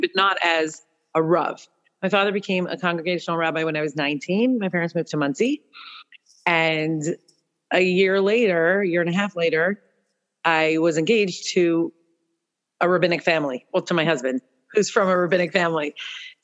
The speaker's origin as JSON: {"language": "English", "town": "Toronto", "region": "Ontario", "country": "Canada", "tie": "born or raised there", "moved": "yes", "lives_now": "Norfolk", "said": "I grew up in Toronto"}